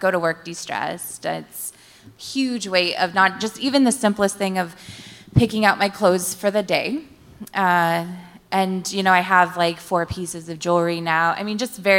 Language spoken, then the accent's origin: English; Washington, United States; I'm from List Center, Washington, but I work in Portland